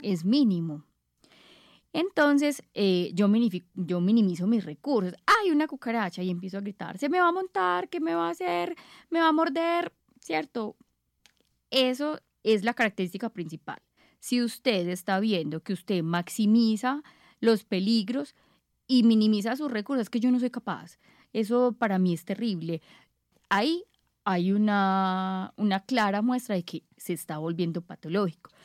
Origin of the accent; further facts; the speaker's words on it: Paisa, Antioquia, Colombia; nosotros como paisas